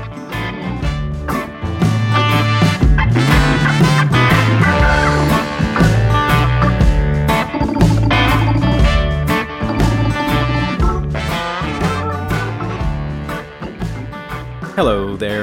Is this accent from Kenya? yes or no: no; Canada; moved away as an adult; now in Nashville, United States